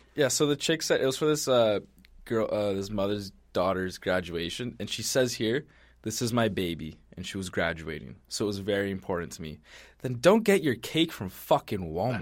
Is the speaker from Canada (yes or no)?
yes; Canada; we're Canadian